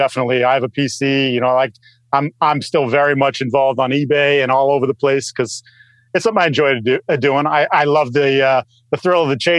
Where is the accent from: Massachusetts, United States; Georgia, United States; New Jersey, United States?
Massachusetts, United States; And I'm from Massachusetts. I'm a fellow masshole with Mike